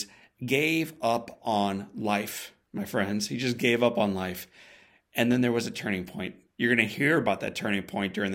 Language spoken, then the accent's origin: English; St. Louis, Missouri, United States; my hometown here in St. Louis